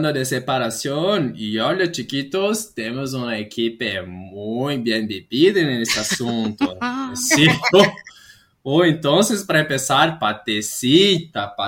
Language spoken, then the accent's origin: Portuguese; Spain; Portuguese is a second language; Ai, desculpa, não tenho essas expressões de Portugal, que sou de Espanha, então, eh